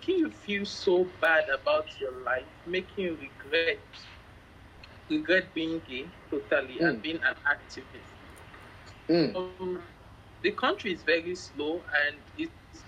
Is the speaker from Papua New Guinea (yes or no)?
no; Lagos, Nigeria; I'm from Lagos, Nigeria.